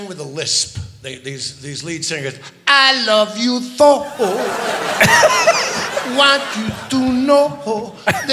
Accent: New York City, New York, United States; I'm from the Bronx

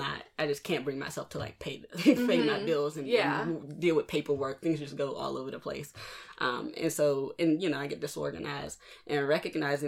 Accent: Pittsburgh, Pennsylvania, United States; also born or lived in Baltimore; I'm from Pittsburgh. Well, I'm from Baltimore, but I was raised in Pittsburgh. Been here since I was about 2.

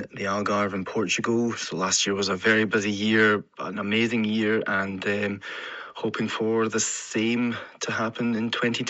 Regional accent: Glasgow, Scotland, United Kingdom; I'm an artist from Glasgow.

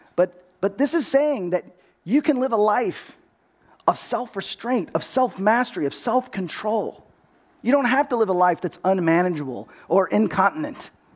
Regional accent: Texas, United States; accent: Texas; now in California, United States; I grew up in Texas.

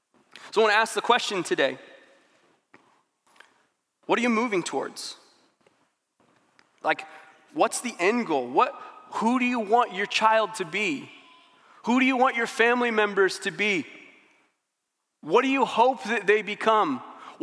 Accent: St. Louis, Missouri, United States; now in Springfield, United States; I'm from St. Louis. When I moved to Springfield

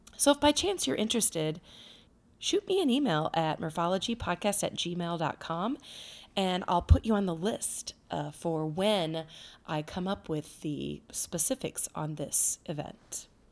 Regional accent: Cedar Rapids, Iowa, United States; my hometown, which is Cedar Rapids

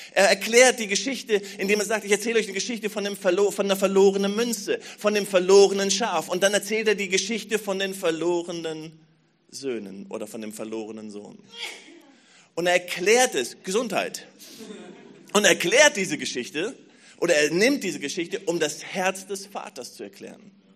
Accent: Berlin, Germany; als Berliner

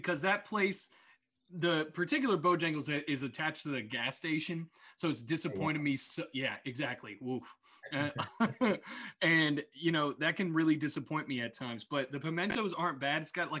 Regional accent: New Kent, Virginia, United States; So growing up in New Kent, like both of us did

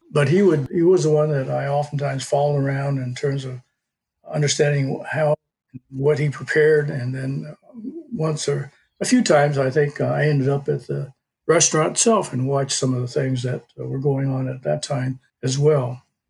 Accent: Jackson, Michigan, United States; That's the reason I was born in Jackson, which is where most people, when they ask me where I come from, I say Jackson, Michigan.

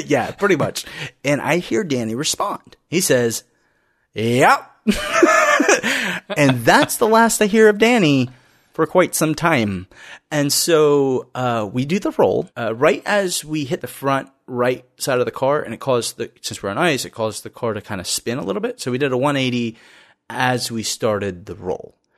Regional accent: Florida, United States; we grew up in Florida

